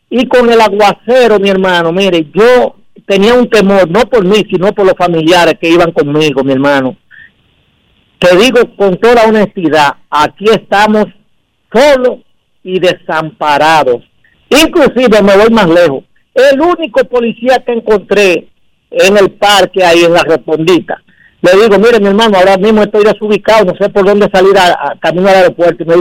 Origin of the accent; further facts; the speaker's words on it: Dominican Republic; yo soy dominicano y me tiene que doler este país.